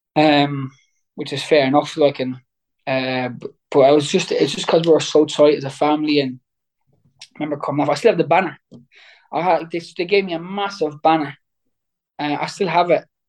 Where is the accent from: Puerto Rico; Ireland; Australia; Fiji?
Ireland; Waterford, Munster; I was in my hometown